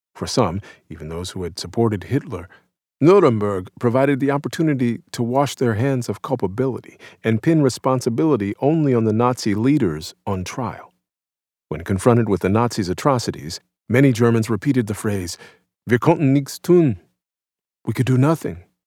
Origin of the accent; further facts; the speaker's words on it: New Orleans, Louisiana, United States; New Orleans, my hometown